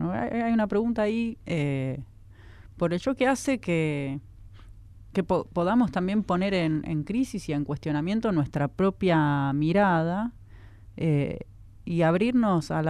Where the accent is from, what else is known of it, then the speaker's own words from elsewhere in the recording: Buenos Aires, Argentina; Yo soy de Lugano y ahí de, de disidencias no se habla.